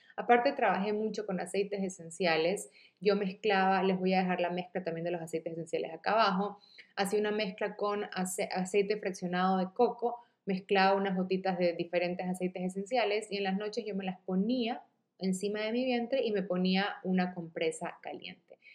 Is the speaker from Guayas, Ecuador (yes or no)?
yes; Guayaquil, Guayas, Ecuador; Yo soy de Guayaquil, Ecuador